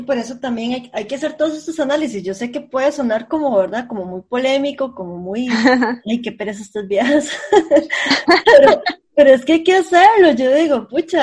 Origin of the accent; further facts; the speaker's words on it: San José, Costa Rica; Yo, yo soy del centro de San José